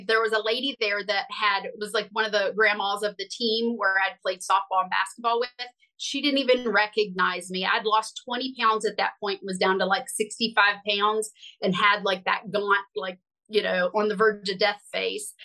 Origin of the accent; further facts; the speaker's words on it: West Virginia, United States; I grew up in West Virginia